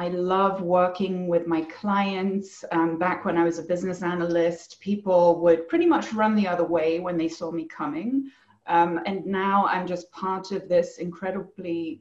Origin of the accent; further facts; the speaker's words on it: Germany; also born or lived in England / France; now in Bend, United States; I grew up in Germany mostly. My mother's English, so I spent a lot of time there.